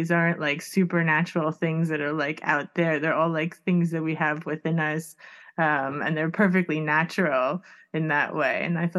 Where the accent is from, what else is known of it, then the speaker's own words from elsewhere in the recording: Miami, Florida, United States; I grew up in Miami, so I'm much more used to like people like Santeria and things like that.